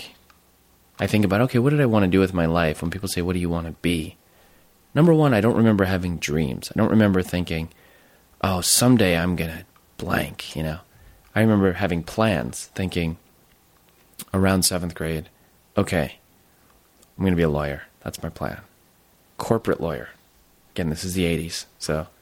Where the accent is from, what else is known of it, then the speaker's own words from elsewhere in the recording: Jersey Shore, New Jersey, United States; moved away as an adult; I went to this public school. I'm from Jersey Shore